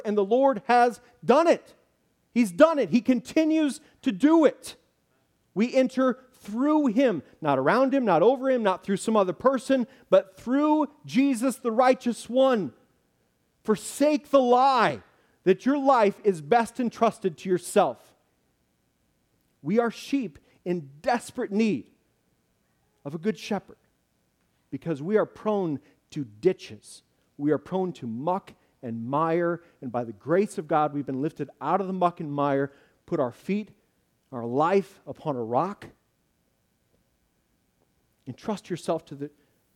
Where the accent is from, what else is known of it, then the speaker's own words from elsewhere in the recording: Illinois, United States; I'm from Illinois